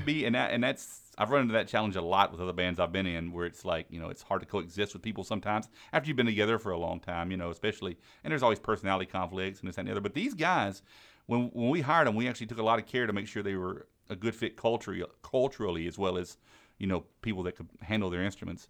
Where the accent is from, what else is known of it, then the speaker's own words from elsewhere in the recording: Mississippi Gulf Coast, United States; moved away as an adult; now in Maryland, United States; I'm from Mississippi, down from the, uh, Gulf Co-, Coast region.